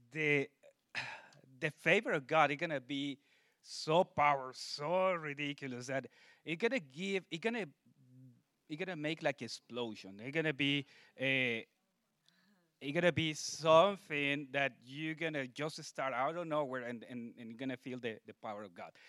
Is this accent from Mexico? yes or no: yes; Mexico City, Mexico; moved away; I'm from Mexico City